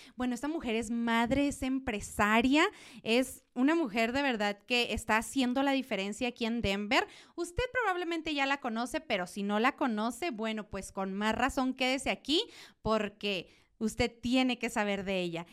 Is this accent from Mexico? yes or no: yes; Chihuahua, Mexico; otra de Chihuahua